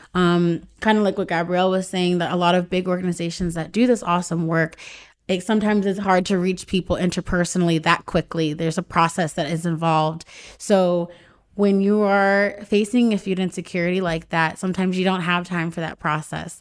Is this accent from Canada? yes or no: no; Raleigh, North Carolina, United States; now in Los Angeles, United States; I moved to Los Angeles. I'm from Raleigh, North Carolina